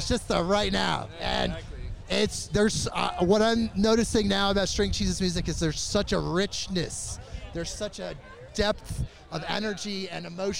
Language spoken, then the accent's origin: English; Moline, Illinois, United States; now in Oregon, United States; I was born in Moline.